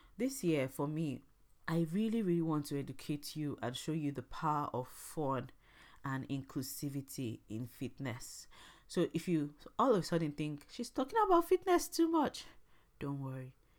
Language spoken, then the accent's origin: English; Imo, Nigeria; I'm from Nigeria and I'm from the very famous Arondi Zouk